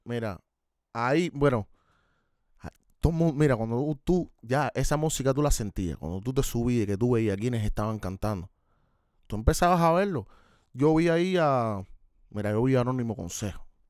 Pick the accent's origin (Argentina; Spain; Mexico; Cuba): Cuba; Havana; Yo nací en Centro Habana, Cere, pero me crié en La Habana Vieja